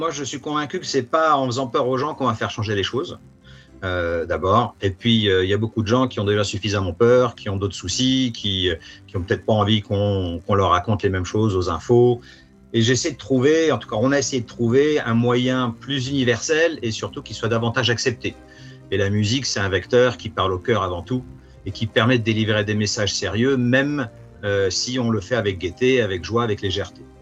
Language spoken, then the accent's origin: French; France; moved away as an adult; now in Prague, Czech Republic; Et puis, et je suis français avant tout, donc j'étais quand même très content. Et, et, puis, effectivement, après avoir des études en France, après avoir travaillé un petit peu en France, ça a été Londres, Varsovie, Johannesburg, Hong Kong, Singapour.